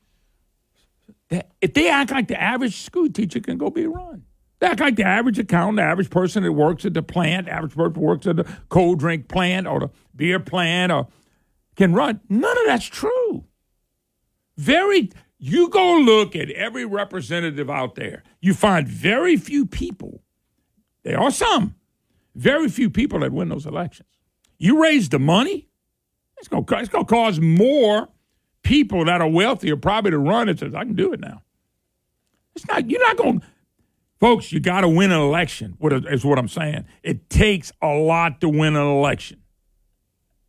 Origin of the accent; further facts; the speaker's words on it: Baton Rouge, Louisiana, United States; I grew up in Baton Rouge